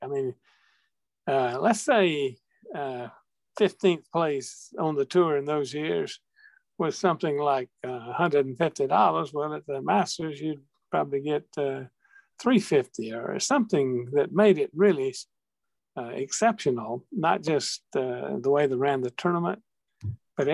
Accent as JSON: {"language": "English", "town": "Wrightsville", "region": "Georgia", "country": "United States", "tie": "born or raised there", "said": "my hometown of Wrightsville, Georgia"}